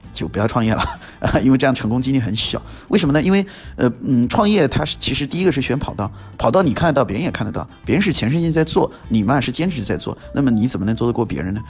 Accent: Guangshui, Hubei, China; 我自己就是男子湖北广水，呃，占一个小城市，呃，我很知道当地的一些情况

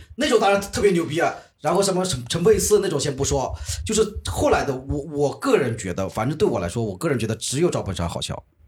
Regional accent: Jiangsu, China; 我是江苏的

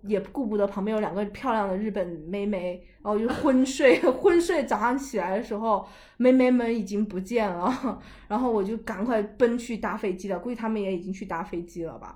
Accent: China; 我来自China

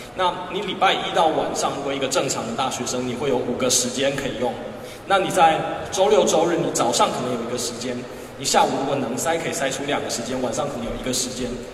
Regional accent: Taiwan; 我是从台湾来的

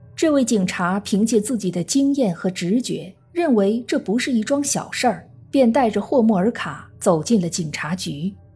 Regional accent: China; 我们中国人

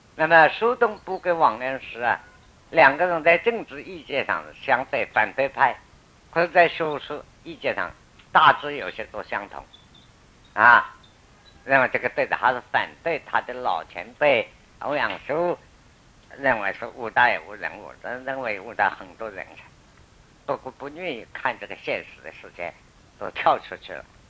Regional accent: China; 我们中国人讲

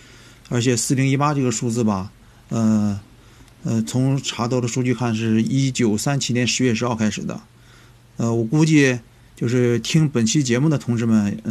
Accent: China; 感觉还是羽山城对于我们中国人来说吧，它的意义不太一样，

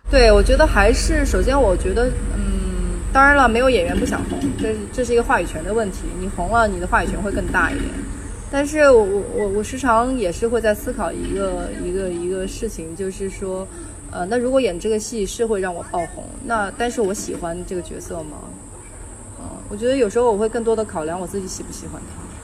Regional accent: Hunan, China; 我说我不是老北京，我说我是个湖南人

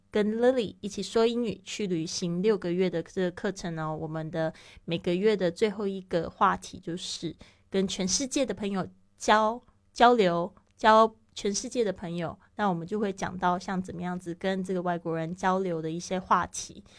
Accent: Taiwan; moved away as an adult; also born or lived in Shanghai, China; now in Spain; 像我是来自台湾

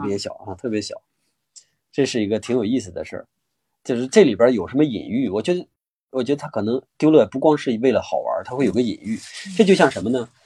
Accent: China; 我们中国人

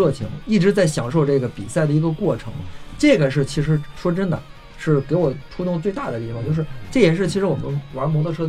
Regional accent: China; 要挑战一下，然后不能给我们中国人丢脸。

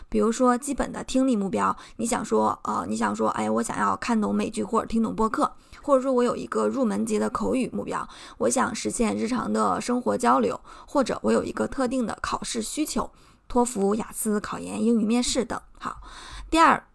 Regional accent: Shandong, China; accent: Shandong accent; 我会担心我有口音，啊，我的山东口音，我的中国口音

